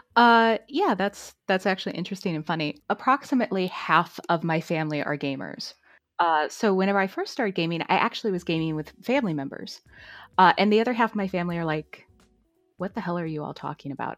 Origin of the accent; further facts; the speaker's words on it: St. Louis, Missouri, United States; I'm from Saint Louis